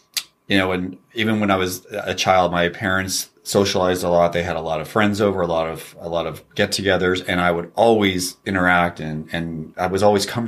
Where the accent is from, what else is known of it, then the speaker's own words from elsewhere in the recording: California, United States; We grew up in Northern California, Sacramento Valley.